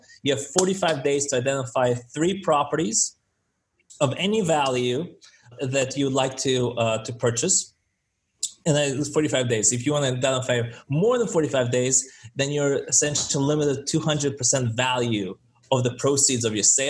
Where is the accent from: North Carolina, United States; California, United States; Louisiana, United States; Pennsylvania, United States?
California, United States; San Francisco; I'm from San Francisco